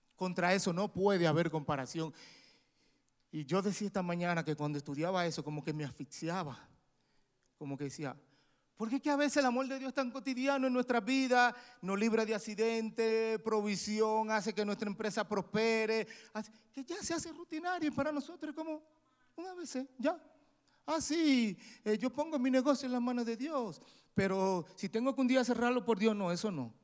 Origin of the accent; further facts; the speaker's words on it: San Pedro de Macorís, Dominican Republic; moved away as an adult; now in United States; mi ciudad natal San Pedro